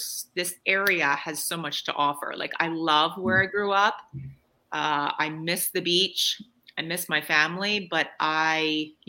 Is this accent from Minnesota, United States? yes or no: no; New Jersey, United States; moved away; So I grew up in New Jersey.